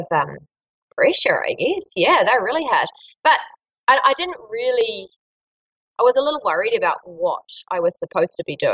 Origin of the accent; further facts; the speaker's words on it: Marlborough, New Zealand; in my hometown